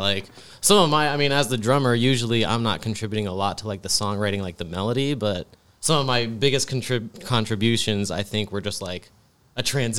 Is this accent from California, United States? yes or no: no; Columbus, Ohio, United States; Columbus. Yeah, I pretty much grew up in Columbus my whole life almost.